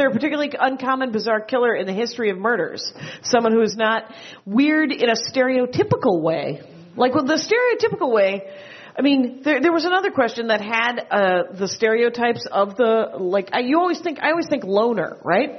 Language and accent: English; Wisconsin, United States; now in California, United States; I'm from Wisconsin